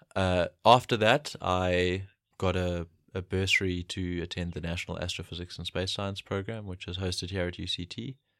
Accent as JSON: {"language": "English", "town": "Pietermaritzburg", "region": "KwaZulu-Natal", "country": "South Africa", "tie": "born or raised there", "said": "I grew up in Pietermaritzburg in KwaZulu-Natal."}